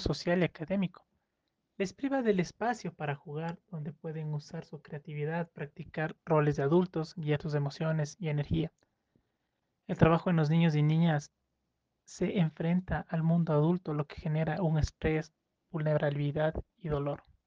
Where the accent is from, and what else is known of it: Ecuador